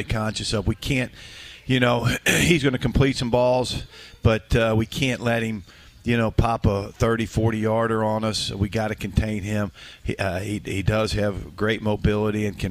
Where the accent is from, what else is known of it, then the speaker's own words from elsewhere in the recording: Cincinnati, Ohio, United States; moved away; I grew up in Cincinnati